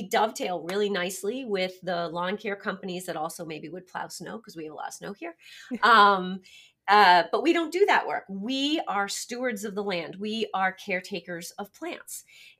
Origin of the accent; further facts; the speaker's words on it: Massachusetts, United States; I hail from Massachusetts.